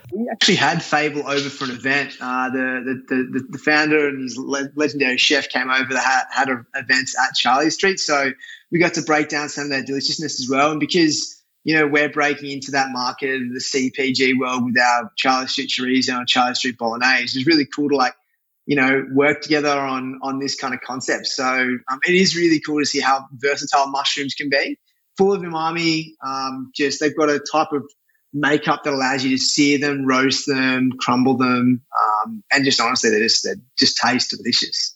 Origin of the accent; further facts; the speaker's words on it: Australia; moved away as an adult; now in New York, United States; as an Aussie